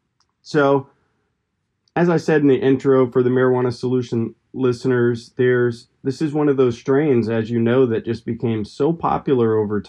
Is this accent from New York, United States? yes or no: no; Gainesville, Florida, United States; I'm actually from Gainesville. I grew up here.